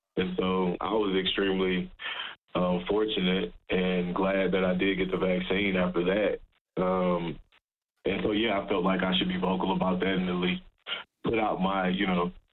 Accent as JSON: {"language": "English", "region": "Texas", "country": "United States", "moved": "as an adult", "lives_now": "Edmonton, Canada", "said": "We're both from Texas. He's from Beaumont, Texas, which is an hour away from where I'm from in Texas, a small town I'm from in Texas."}